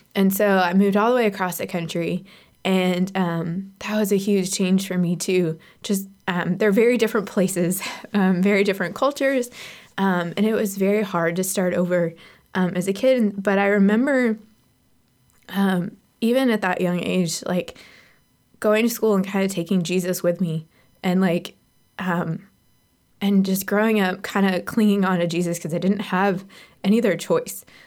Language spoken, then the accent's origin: English; Seattle, Washington, United States; I was born in Seattle